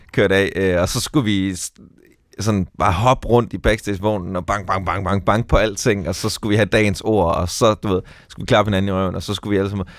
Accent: Skive, Central Denmark Region, Denmark; jeg er vokset op i Skive

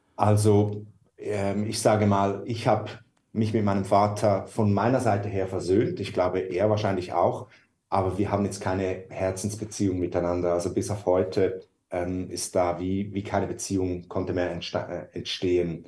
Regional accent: Switzerland; moved away as an adult; now in Hamburg, Germany; wir sind Schweizer und wohnen eigentlich so seit zwei Jahren in Deutschland

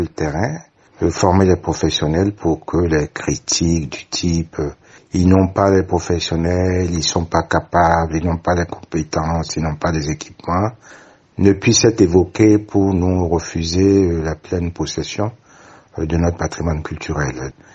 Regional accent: Benin; chez nous au Bénin

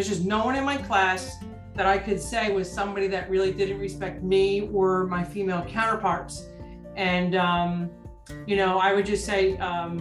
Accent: New Jersey, United States; we're from New Jersey

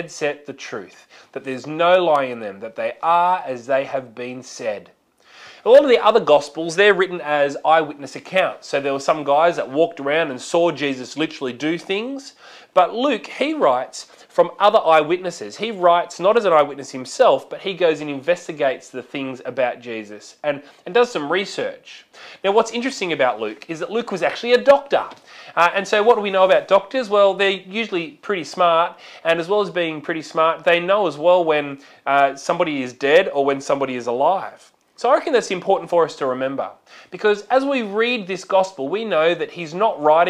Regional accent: Australia; it is a part of being Australian, that Aussie larrikin sort of attitude

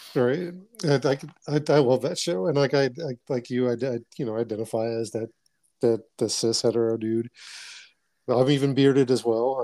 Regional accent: Boston, Massachusetts, United States; moved away; I grew up in Dorchester, Massachusetts

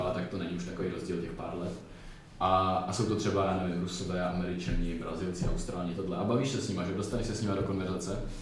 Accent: Czechia; my jako mladí Češi

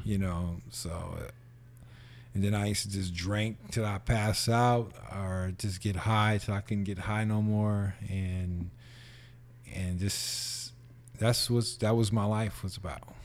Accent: San Francisco, California, United States; born or raised there; also born or lived in Los Angeles

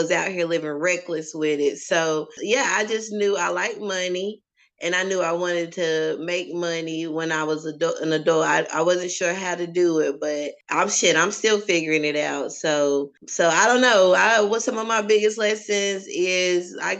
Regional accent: Troutman, North Carolina, United States; moved away as an adult; also born or lived in Petersburg, Virginia / Baton Rouge, Louisiana; now in Richmond, United States; So I'm from North Carolina, small town, Troutman, the Trout, as some people call it. And now I'm here in Richmond, Virginia

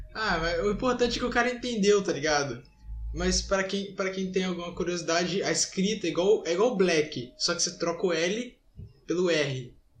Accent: Brazil; eu sou brasileiro

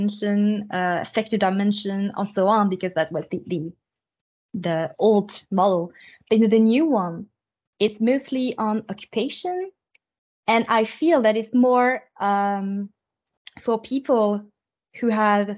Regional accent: France; moved away as an adult; now in Canada; I was raised in France, and then I have my first formation in France, my first training in France

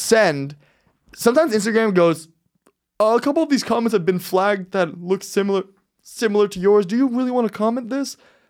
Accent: Miami, Florida, United States; I'm from Miami.

